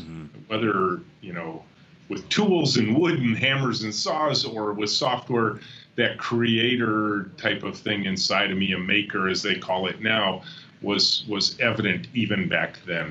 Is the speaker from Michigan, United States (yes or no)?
yes; just north of Detroit, Michigan, United States; grew up just north of Detroit